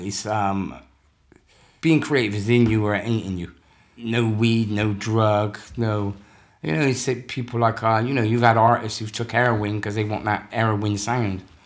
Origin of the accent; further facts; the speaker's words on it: Bristol, South West England, United Kingdom; moved away as an adult; also born or lived in London; I grew up in, um, Northwest and some of the time in the, the rival area.